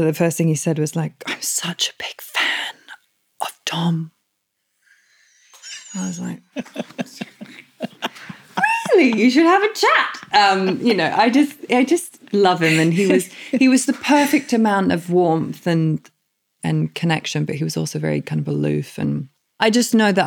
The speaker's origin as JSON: {"language": "English", "country": "Australia", "said": "as an Australian."}